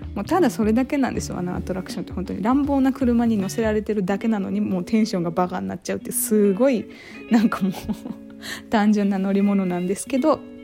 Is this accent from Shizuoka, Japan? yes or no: no; Kurume, Fukuoka, Japan; moved away as an adult; now in Tokyo, Japan; 私は久留米市っていうとこ出身なんですけど